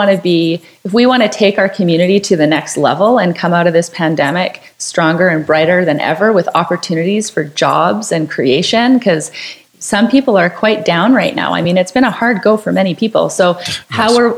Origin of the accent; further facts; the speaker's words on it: Canada; I mean, especially being Canadian, we're very polite